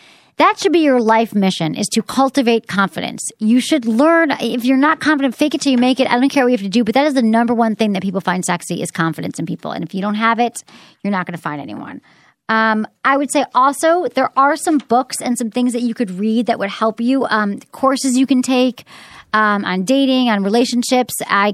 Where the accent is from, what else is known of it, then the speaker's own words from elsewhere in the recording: Detroit, Michigan, United States; There was an article in the Detroit News, which is my hometown paper